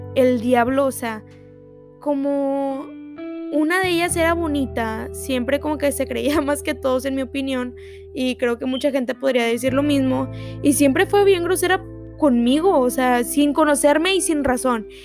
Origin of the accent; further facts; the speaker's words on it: Texas, United States; yo soy de aquí de Texas